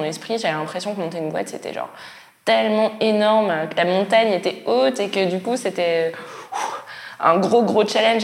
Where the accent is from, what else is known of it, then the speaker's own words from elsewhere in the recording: Strasbourg, Grand Est, France; je viens de Strasbourg